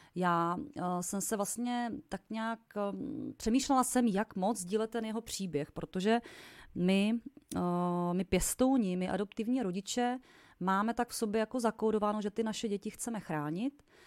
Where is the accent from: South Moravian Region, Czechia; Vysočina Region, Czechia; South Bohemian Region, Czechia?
Vysočina Region, Czechia; u nás na Vysočině